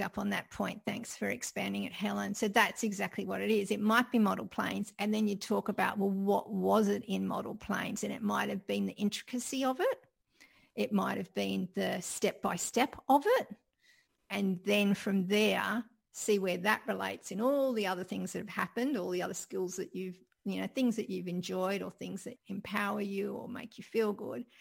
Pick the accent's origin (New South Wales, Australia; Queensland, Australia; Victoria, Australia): New South Wales, Australia; Sydney; growing up in Sydney